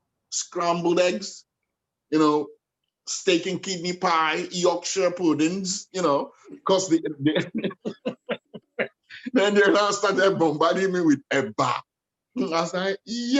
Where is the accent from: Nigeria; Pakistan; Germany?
Nigeria; born or raised there; also born or lived in Hackney, London